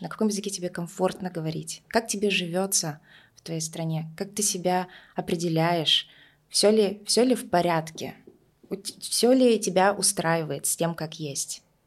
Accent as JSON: {"language": "Russian", "region": "Tuva", "country": "Russia", "tie": "born or raised there", "first_language": "Russian", "said": "я выросла в Тве, и так вышло, что мы основным языком был русский"}